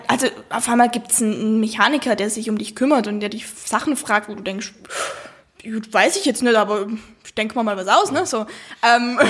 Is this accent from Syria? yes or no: no; South Tyrol, Trentino-Alto Adige, Italy; accent: South Tyrolean; ich komme aus Südtirol.